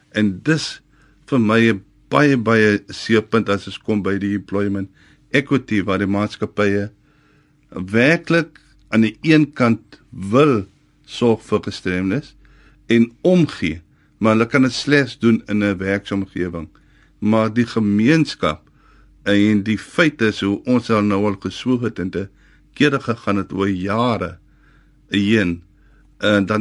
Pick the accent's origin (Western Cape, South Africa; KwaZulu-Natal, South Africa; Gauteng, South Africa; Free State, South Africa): Western Cape, South Africa; West Coast; Ek is van Velde op die Weskus.